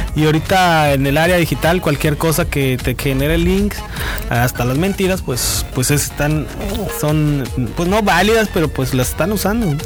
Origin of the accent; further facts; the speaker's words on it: Baja California, Mexico; como mexicanos, como baja californianos